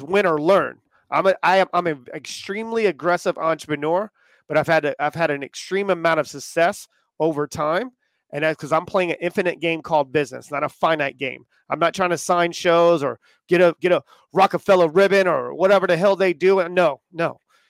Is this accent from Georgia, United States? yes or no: no; Indiana, United States; I'm from Indiana.